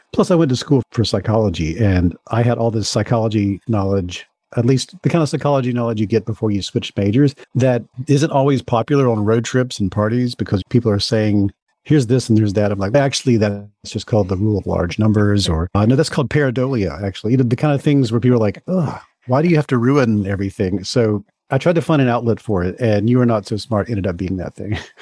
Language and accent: English; Mississippi, United States; So I grew up in Mississippi and my family is all still in Mississippi